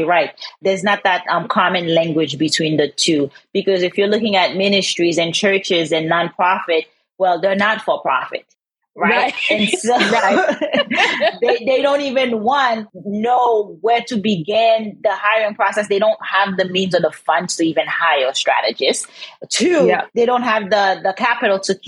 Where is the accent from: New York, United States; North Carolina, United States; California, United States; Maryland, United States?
California, United States; I'm from California